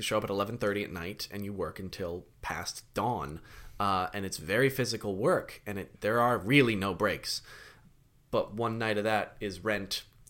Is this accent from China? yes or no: no; London, United Kingdom; I've been to London. I grew up in London.